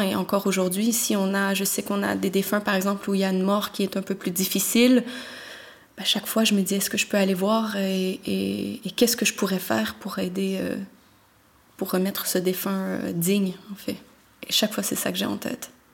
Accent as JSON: {"language": "French", "town": "Montreal", "region": "Quebec", "country": "Canada", "moved": "yes", "lives_now": "Belgium", "said": "j'ai trente-trois ans, je viens de Montréal et je suis thanatopractrice"}